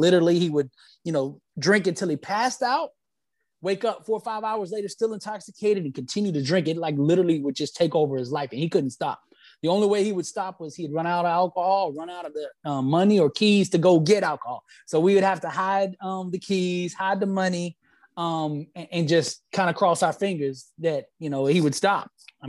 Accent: Alabama, United States; We loved football because I'm from Alabama. That's where I was originally born.

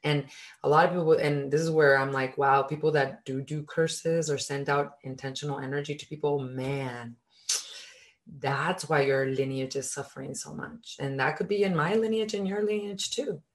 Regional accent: Mexico; I was born in Mexico, and in our culture

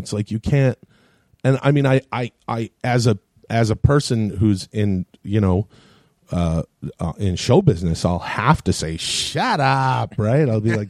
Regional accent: Ladner, British Columbia, Canada; now in United States; There's an RCMP center near my house where I grew up when I was a kid

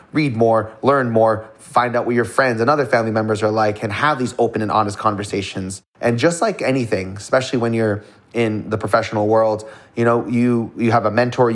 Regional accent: Toronto, Ontario, Canada; I was born in Toronto, Canada, to not well-to-do family by any means.

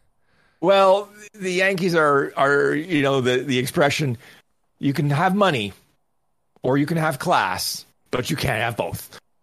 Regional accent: Canada; I'm Canadian

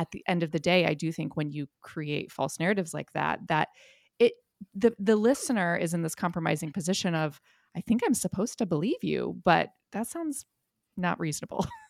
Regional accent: Ohio, United States; I grew up in Ohio

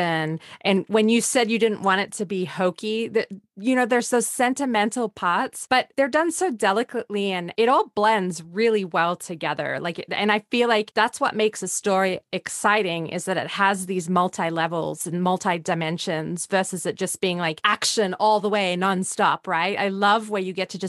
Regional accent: Australia; moved away; growing up in Australia

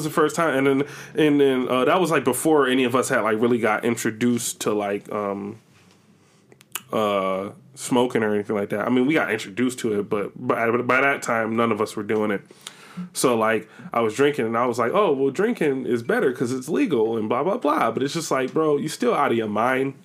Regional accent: Buffalo, New York, United States; growing up in Buffalo

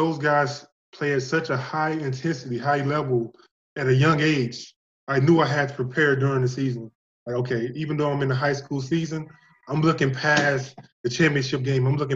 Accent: Northern Louisiana, United States; moved away as an adult; also born or lived in Mexico / Chile; I come from Northern Louisiana.

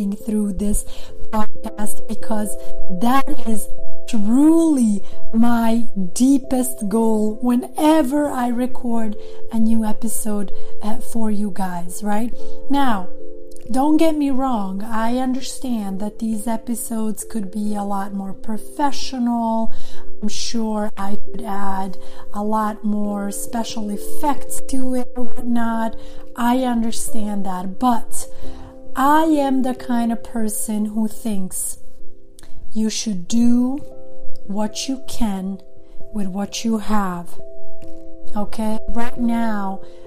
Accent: Sweden; first language Serbo-Croatian and Albanian; English is a second language; moved away as an adult; also born or lived in Montenegro; now in Los Angeles, United States; I grew up in Sweden, and I have lived in Los Angeles, California for many, many years

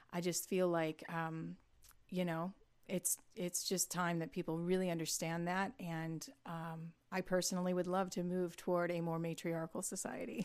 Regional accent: Toledo, Ohio, United States; moved away as an adult; now in Nashville, United States; I grew up in Northwest Ohio in the Toledo area, like Sandusky, Port Clinton, Cedar Point.

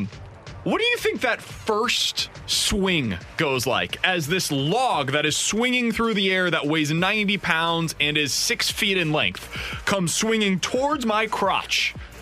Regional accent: Kansas City, Missouri, United States; now in St. Louis, United States; My hometown of Kansas City probably ranks higher.

